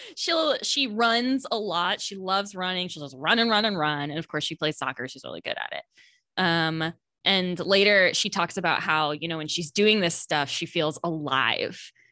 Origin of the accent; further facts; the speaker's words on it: central Florida, United States; suburban central Florida